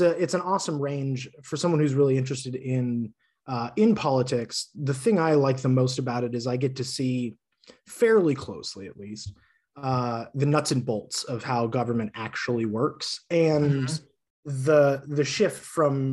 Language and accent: English; Charleston, Illinois, United States; I was also the resident townie on the group, being born and raised in Charleston